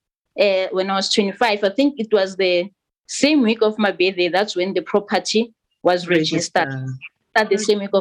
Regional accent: Soweto, Gauteng, South Africa; moved away as an adult; now in Limpopo, South Africa; I'm from Midlands, Soweto. That's where I was born and bred. Okay. And I've spent my whole life in Soweto.

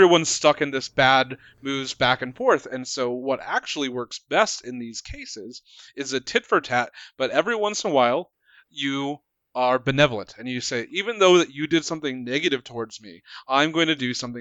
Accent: Montana, United States; I grew up in Montana

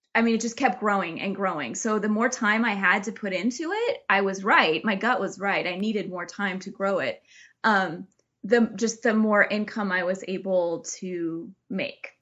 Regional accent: Oregon coast, United States; also born or lived in California; we moved back to my hometown on the Oregon coast

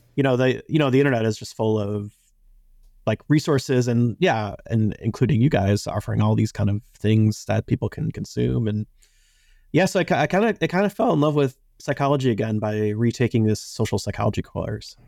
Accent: Chicago, Illinois, United States; I grew up in Chicago, and I was a child when, uh, Michael Jordan was at his peak

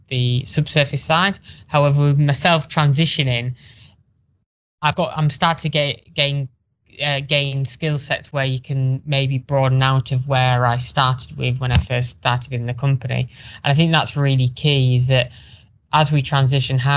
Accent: Teesside, North East England, United Kingdom; my hometown, Teesside

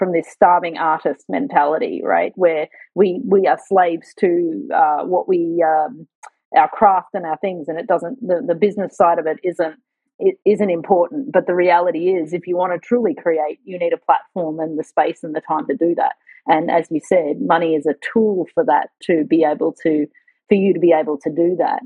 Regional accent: Australia; moved away as an adult; also born or lived in United States; now in Hong Kong; I'm from Australia and I've worked in the USA

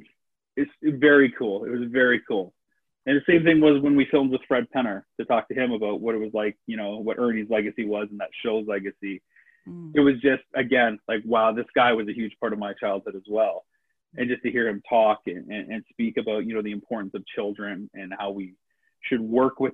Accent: Canada; as a Canadian filmmaker

